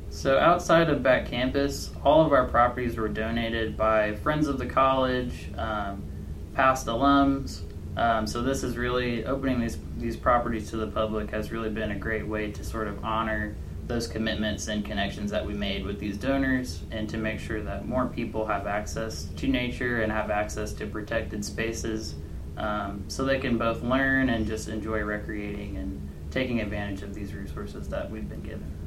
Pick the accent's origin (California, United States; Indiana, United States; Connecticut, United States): Indiana, United States; Richmond; I'm from Richmond, Indiana.